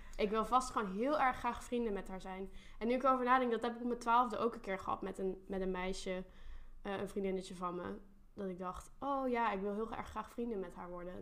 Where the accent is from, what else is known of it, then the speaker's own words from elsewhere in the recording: North Brabant, Netherlands; Mijn ouders komen uit Limburg, ik kom uit Brabant, daar ben ik opgegroeid